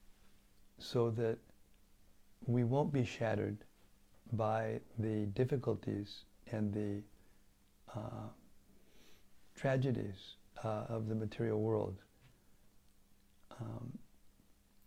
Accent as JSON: {"language": "English", "country": "United States", "tie": "born or raised there", "moved": "yes", "said": "being an American, having been grown up in that country"}